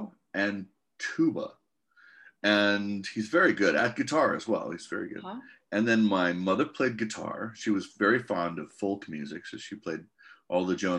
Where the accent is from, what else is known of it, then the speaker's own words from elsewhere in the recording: Maui, Hawaii, United States; Lahaina, Kihei, Wailuku, Kahului.